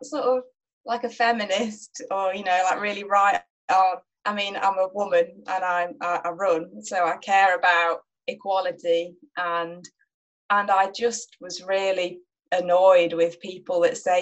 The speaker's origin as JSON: {"language": "English", "town": "Nottingham", "region": "East Midlands", "country": "United Kingdom", "tie": "born or raised there", "said": "I grew up in Nottingham, which isn't famed for its fells"}